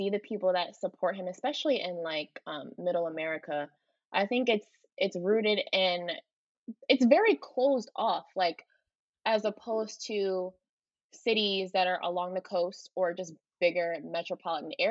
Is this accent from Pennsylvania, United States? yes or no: yes; Philadelphia, Pennsylvania, United States; me growing up in Philly